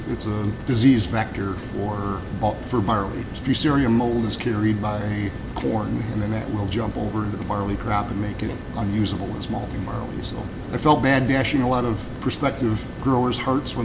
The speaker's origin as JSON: {"language": "English", "town": "Racine", "region": "Wisconsin", "country": "United States", "tie": "born or raised there", "said": "Milwaukee's home. I was raised in Racine"}